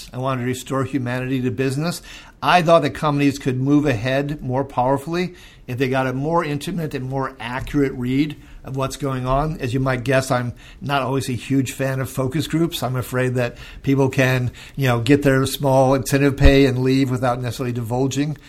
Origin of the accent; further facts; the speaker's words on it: Minnesota, United States; who is from my home state of Minnesota